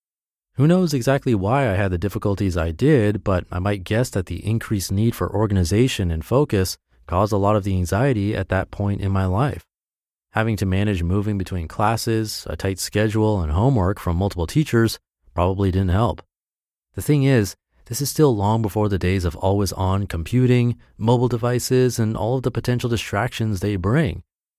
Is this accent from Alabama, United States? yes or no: no; Ann Arbor, Michigan, United States; now in Minneapolis, United States; I've spent the last week in my hometown of Ann Arbor, Michigan. I'm heading back to Minneapolis today, but I've had a great time visiting family and friends here.